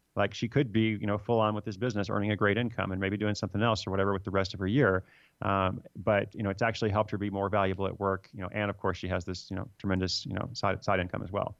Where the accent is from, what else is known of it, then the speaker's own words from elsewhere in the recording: United States; also born or lived in Sierra Leone; I'm American